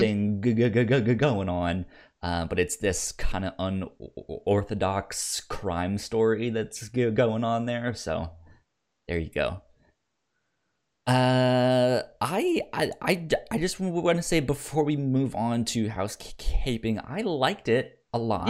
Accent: Virginia, United States; where I grew up in Virginia

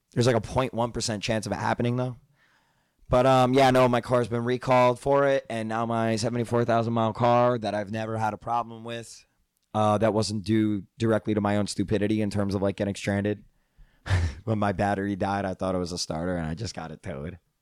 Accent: New Jersey, United States; Growing up in North Jersey

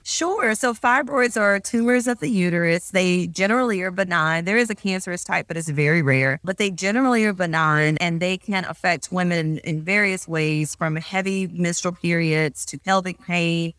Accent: Meridian, Mississippi, United States; moved away; also born or lived in Louisiana; I am originally from Meridian, Mississippi

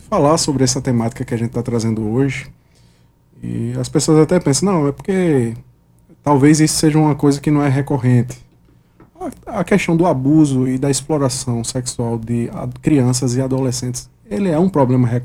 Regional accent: Brazil; Nasci em Mangabeira.

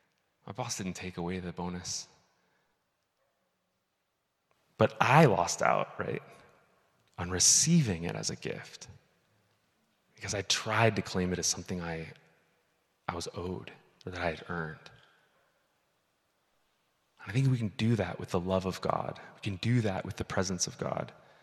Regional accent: Midwest, United States; the Covenant Church that I grew up in the Midwest.

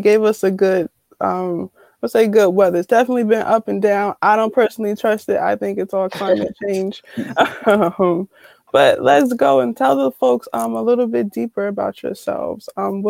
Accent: Newark, New Jersey, United States; moved away as an adult; now in Connecticut, United States; I'm from Newark too.

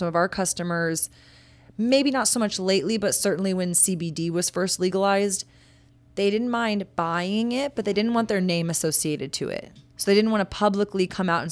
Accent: Texas, United States; I'm a born and raised Texan

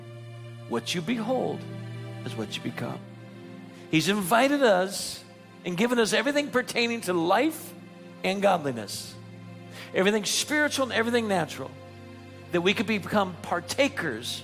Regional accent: Naples, Florida, United States; moved away; In my hometown of Naples, Florida, I went back to preach

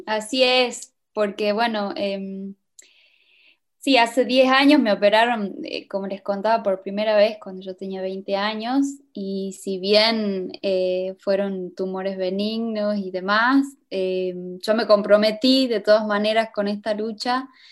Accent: Cafayate, Salta, Argentina; yo soy de Cafayate

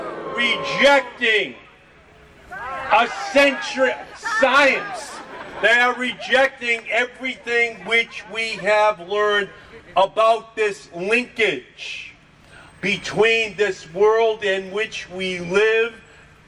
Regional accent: Boston, Massachusetts, United States; I'm an Irish Catholic politician from Boston.

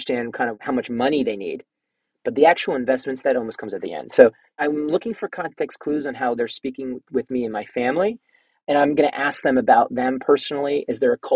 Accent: New Jersey, United States; now in New York, United States; I'm from New Jersey. I live in New York. I lived in New York for 20 years

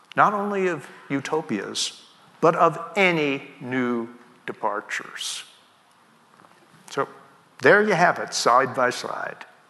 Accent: New York City, New York, United States; I was born in the Brooklyn Navy Yard

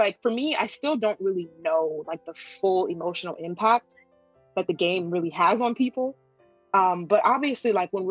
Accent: Japan; English is a second language; it's a dream of mine to perform in my home country.

